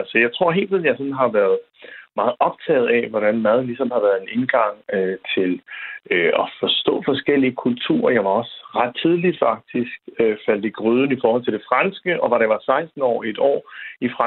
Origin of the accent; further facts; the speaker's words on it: Southern Jutland, Southern Denmark, Denmark; da jeg voksede op i Sønderjylland